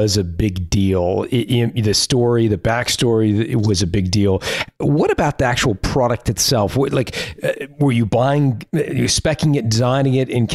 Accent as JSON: {"language": "English", "town": "Toronto", "region": "Ontario", "country": "Canada", "said": "I'm from Toronto"}